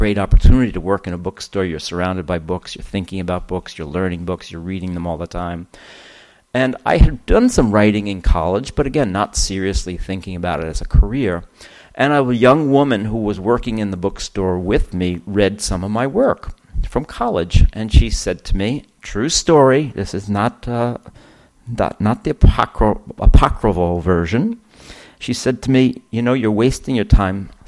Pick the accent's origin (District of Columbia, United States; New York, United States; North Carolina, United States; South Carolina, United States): New York, United States; Mount Vernon; I grew up in Mount Vernon, New York.